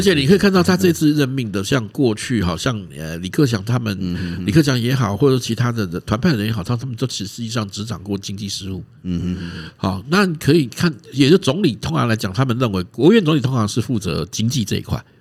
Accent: Taiwan; 我们台湾人

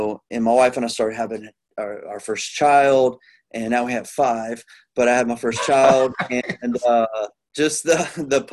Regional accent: Plano, Texas, United States; now in Houston, United States; I grew up around Plano, but I'm down in Houston, Texas

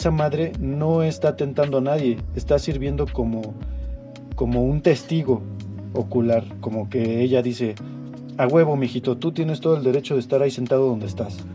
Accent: Mexico; A lo mejor para nosotros como mexicanos es Guadalupe

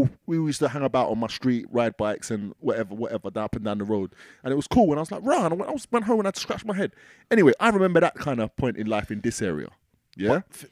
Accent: Essex, East of England, United Kingdom; Yeah, I grew up in Essex, but I was one of the first black people in this part of Essex.

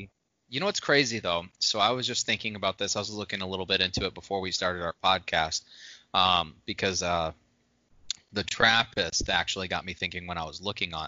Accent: Midwest, United States; moved away as an adult; also born or lived in Indiana; now in West Coast, United States; I grew up in the Midwest and I moved out to the West Coast recently, and as I've recently come back to Indiana to visit some family

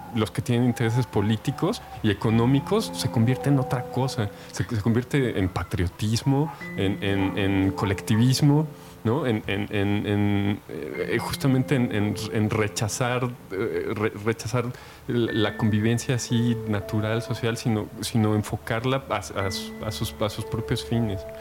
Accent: Mexico; como mexicanos del siglo XXI

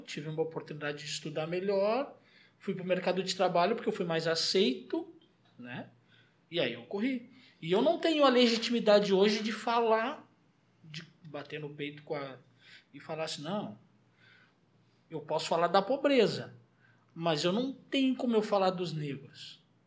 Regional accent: Porto Alegre, Rio Grande do Sul, Brazil; moved away as an adult; eu saí do Morro da Cruz para vir para cá, há um ano atrás. Vivi a minha inteira, vivi a vida toda lá.

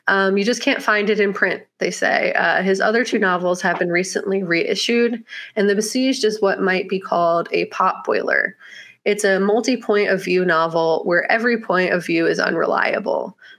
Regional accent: Mexico City, Mexico; In a way, he was one of my best friends as an awkward kid growing up in Mexico City, which sounds bizarre, but it's true.

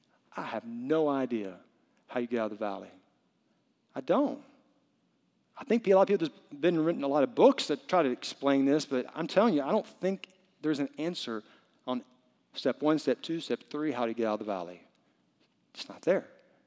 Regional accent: the South, United States; I'm from the South. I speak English. I'm very white in a very brown culture.

